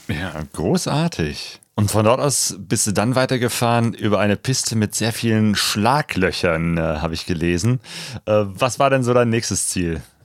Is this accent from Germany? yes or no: yes; Germany; typisch deutsche Geschichte